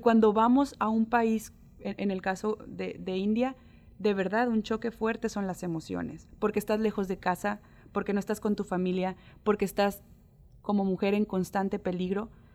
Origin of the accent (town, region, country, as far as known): Mexico